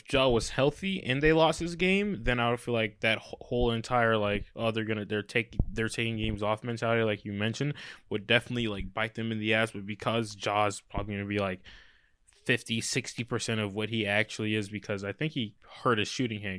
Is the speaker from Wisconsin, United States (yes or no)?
no; Memphis, Tennessee, United States; Yeah, I'm from Memphis.